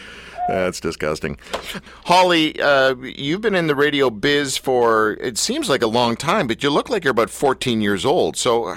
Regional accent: Canada; I grew up, like many people in Canada

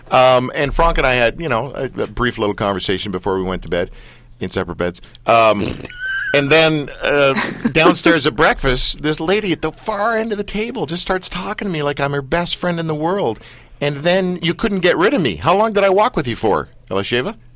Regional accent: London, United Kingdom; I was born in London.

